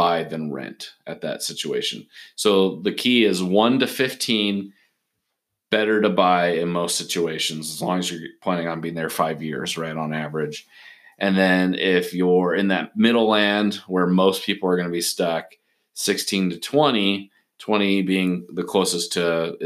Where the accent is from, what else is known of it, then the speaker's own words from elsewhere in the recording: Portland, Oregon, United States; moved away; I'm originally from Portland, Oregon.